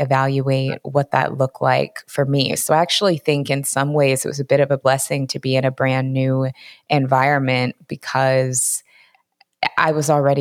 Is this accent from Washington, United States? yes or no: yes; Seattle, Washington, United States; moved away as an adult; now in California, United States; I'm originally from Seattle, Washington. That's where I was raised.